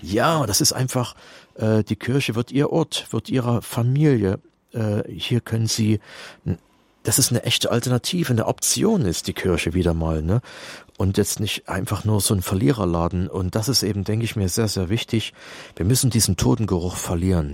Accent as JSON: {"language": "German", "region": "East Germany", "country": "Germany", "said": "Also ich komme ja aus der DDR, wir waren damals drei Prozent Katholiken"}